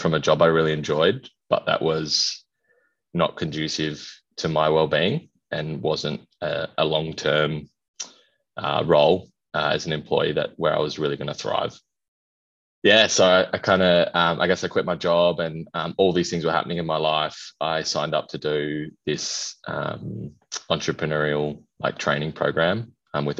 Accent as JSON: {"language": "English", "town": "Perth", "region": "Western Australia", "country": "Australia", "tie": "born or raised there", "also_born_or_lived": "Kalgoorlie, Western Australia", "moved": "as an adult", "lives_now": "Brisbane, Australia", "said": "I am originally from Kalgoorlie, lived most of my life in Perth, but moved. I live in Brisbane now"}